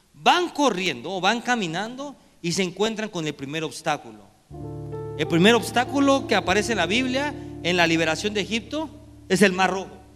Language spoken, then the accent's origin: Spanish; Mexico; Como mexicanos